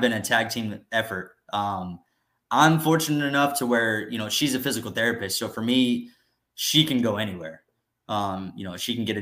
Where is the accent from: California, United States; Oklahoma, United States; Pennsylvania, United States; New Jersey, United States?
Oklahoma, United States; Tulsa; moved away as an adult; also born or lived in Corpus Christi, Texas; I'm from Tulsa. So I grew up here in Tulsa